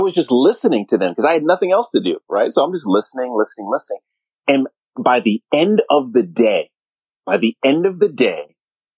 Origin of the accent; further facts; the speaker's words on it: Jamaica; now in United States; I'm true Jamaican.